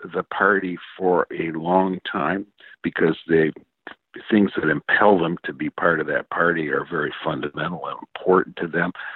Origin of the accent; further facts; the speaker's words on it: Michigan, United States; I grew up in Michigan in the 1950s